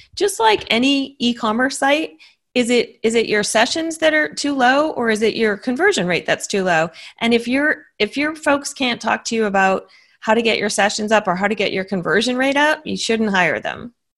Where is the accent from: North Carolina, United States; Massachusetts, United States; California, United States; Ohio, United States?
Massachusetts, United States; now in Austin, United States; I grew up in in Massachusetts